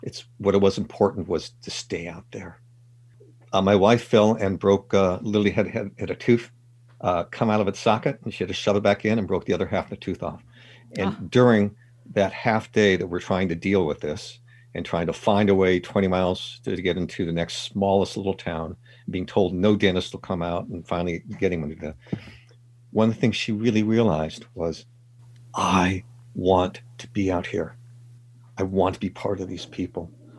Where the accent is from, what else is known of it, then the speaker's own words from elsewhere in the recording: California, United States; It's also where I grew up. I grew up in the Sierra Nevada, so it's my first love too.